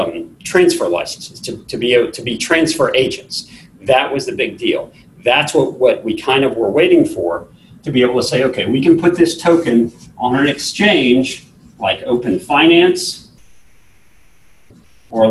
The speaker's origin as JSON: {"language": "English", "region": "Texas", "country": "United States", "said": "I'm from Texas"}